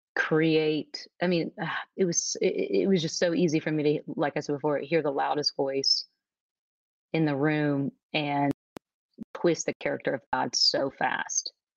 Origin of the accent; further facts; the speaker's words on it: Nashville, Tennessee, United States; moved away as an adult; also born or lived in New York City / Dallas, Texas; I am originally from Nashville, Tennessee, and I'm actually here in Nashville today at my childhood home